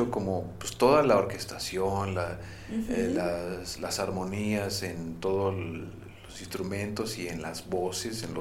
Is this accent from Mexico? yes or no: yes; Mexico; somos mexicanos